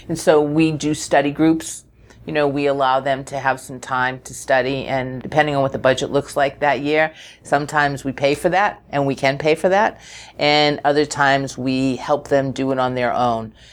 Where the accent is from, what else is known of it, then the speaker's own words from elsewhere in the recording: New England, United States; moved away; I was born in New England